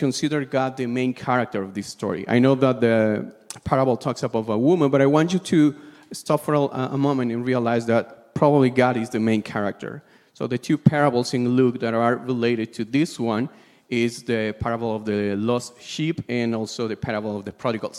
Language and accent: English; Peru; I'm from Peru.